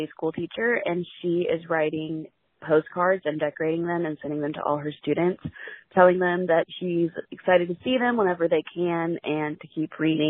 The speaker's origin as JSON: {"language": "English", "town": "Fort Worth", "region": "Texas", "country": "United States", "said": "I'm from Fort Worth, Texas."}